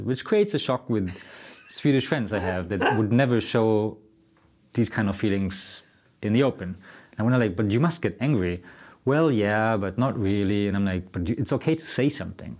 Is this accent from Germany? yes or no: yes; Germany; now in Sweden; I'm from Germany